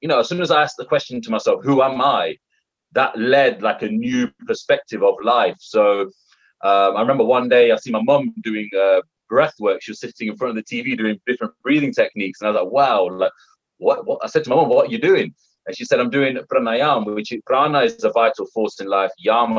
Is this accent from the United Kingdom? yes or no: yes; United Kingdom; being a British Indian, I've got my British values, but then I've also got my Indian values.